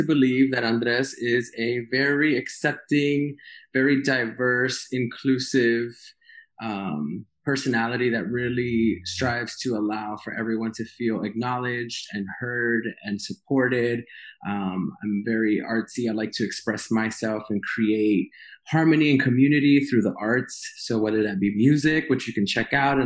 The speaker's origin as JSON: {"language": "English", "town": "New York City", "region": "New York", "country": "United States", "tie": "born or raised there", "also_born_or_lived": "West Coast", "moved": "as an adult", "said": "born and raised in Queens"}